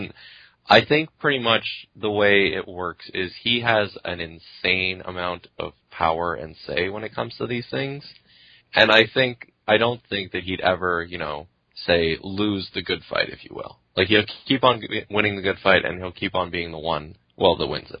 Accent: Quebec, Canada; moved away; I grew up in Quebec

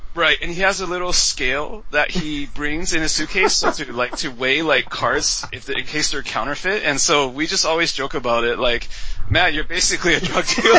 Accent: Vancouver, British Columbia, Canada; moved away as an adult; also born or lived in Taiwan; now in Beijing, China; I'm from Taiwan originally, but I grew up in Canada since I was seven, so I'm Taiwanese Canadian. But uh, so in Vancouver

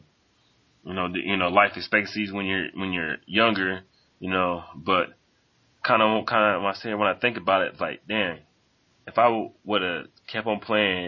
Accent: Indianapolis, Indiana, United States; I'm from Indianapolis

